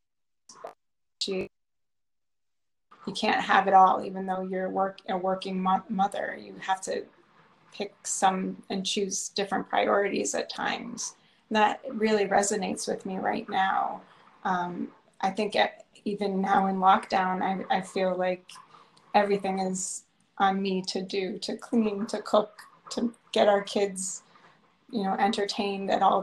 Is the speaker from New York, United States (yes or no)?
yes; Buffalo, New York, United States; I grew up in the Midwest in Buffalo